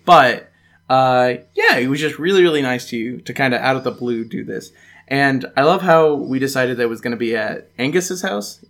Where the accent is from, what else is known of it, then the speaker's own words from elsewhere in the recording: United States; moved away; as an American